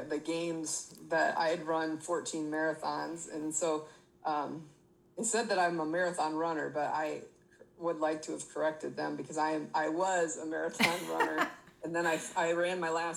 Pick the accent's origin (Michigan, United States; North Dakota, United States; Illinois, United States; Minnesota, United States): Michigan, United States; moved away as an adult; now in Texas, United States; we're from Michigan, but I live in Texas for the last 10 years